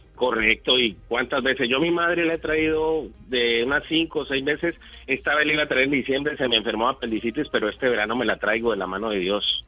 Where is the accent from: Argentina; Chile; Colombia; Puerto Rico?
Colombia; moved away as an adult; also born or lived in Mexico; now in Barcelona, Spain; nosotros los colombianos cuando salimos de Colombia